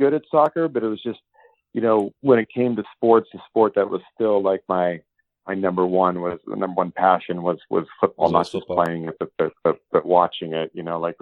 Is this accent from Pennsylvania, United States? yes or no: yes; Erie, Pennsylvania, United States; I grew up in Erie, Pennsylvania, where sports is king